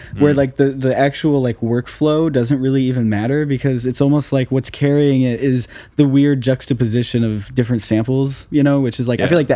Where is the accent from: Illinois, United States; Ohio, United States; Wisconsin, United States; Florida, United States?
Illinois, United States; Chicago; I'm from I'm from Chicago proper.